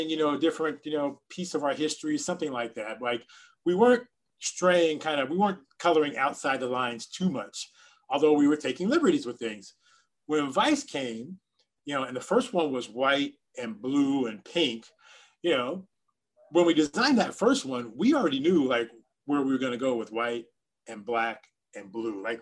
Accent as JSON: {"language": "English", "town": "Miami", "region": "Florida", "country": "United States", "said": "I want to be myself because I'm from Miami and I want to be me"}